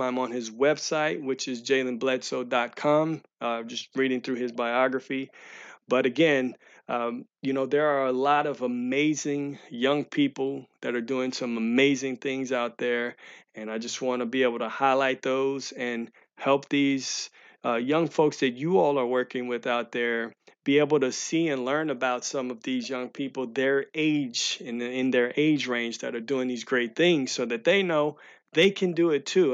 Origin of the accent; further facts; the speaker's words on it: St. Louis, Missouri, United States; I'm from Saint Louis